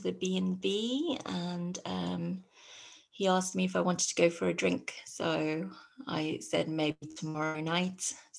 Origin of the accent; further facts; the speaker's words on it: London, United Kingdom; So my parents are both from Hong Kong, and they moved to London 2 years before I was born.